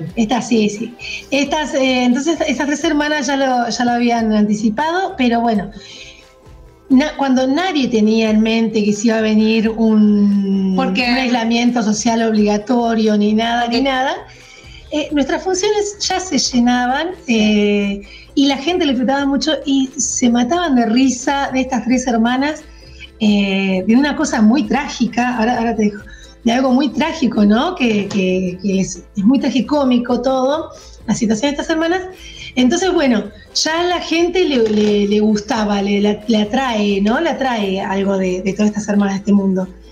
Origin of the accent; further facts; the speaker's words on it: Zapala, Neuquén, Argentina; also born or lived in Cipolletti (Fiske Menuco), Río Negro; now in Cipolletti, Argentina; yo viví, pasé mi adolescencia, niñez en Zapala